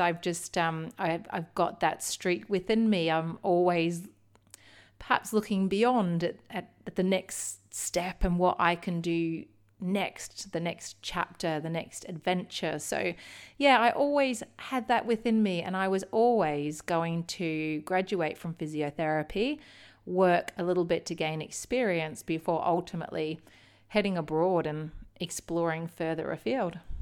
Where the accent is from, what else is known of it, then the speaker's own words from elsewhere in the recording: Melbourne, Victoria, Australia; now in United Kingdom; I did grow up in Melbourne, in the outer eastern suburbs, um, of Melbourne.